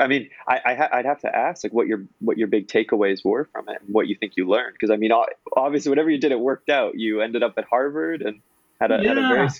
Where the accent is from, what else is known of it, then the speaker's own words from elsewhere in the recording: Kelowna, British Columbia, Canada; I'm from BC as well, right? I'm from Kelowna.